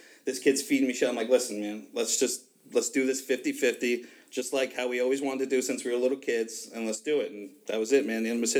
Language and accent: English; Kings Park, New York, United States; We grew up in Kings Park.